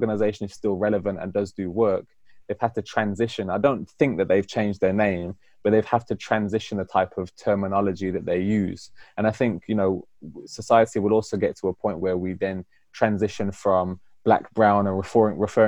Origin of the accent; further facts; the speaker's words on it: United Kingdom; I'm British Afro-Caribbean, meaning that I live in Britain and I'm of African-Caribbean heritage.